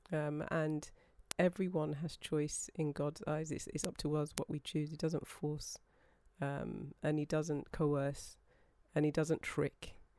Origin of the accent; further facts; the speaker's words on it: United Kingdom; being British